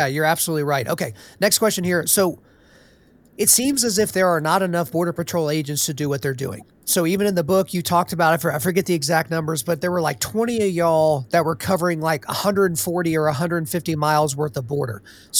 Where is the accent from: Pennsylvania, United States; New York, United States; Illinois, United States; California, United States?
California, United States; Los Angeles; Oh, and by the way, I grew up in Los Angeles.